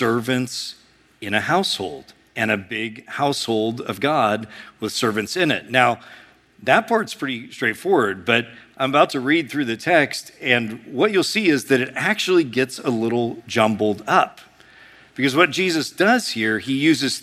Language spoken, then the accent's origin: English; United States; we as Americans